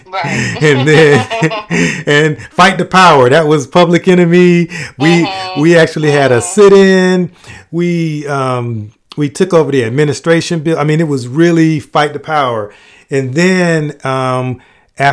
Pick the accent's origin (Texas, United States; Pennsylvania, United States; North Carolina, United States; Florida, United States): Florida, United States; Miami; moved away as an adult; also born or lived in South Bend, Indiana; growing up in Miami